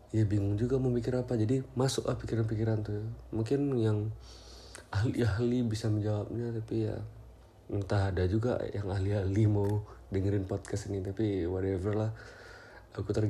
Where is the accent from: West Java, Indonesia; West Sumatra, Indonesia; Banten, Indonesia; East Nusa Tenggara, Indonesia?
West Sumatra, Indonesia; Payakumbuh; now in Pekanbaru, Indonesia; bulan Desember tahun kemarin aku melarikan diri ke Pekanbaru gara-gara sudah stres di Payakumbuh ya di kota asal aku dan sekarang sudah satu tahun aku di Pekanbaru menetap di kosan